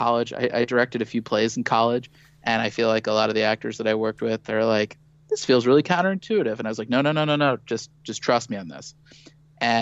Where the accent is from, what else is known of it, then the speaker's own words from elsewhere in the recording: St. Louis, Missouri, United States; I grew up in Missouri where, being a creative, that being your full-time job, that just never happened